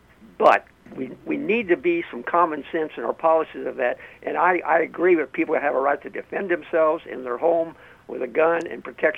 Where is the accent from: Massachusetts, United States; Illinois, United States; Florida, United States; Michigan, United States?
Illinois, United States; moved away; Now, I'm from Illinois originally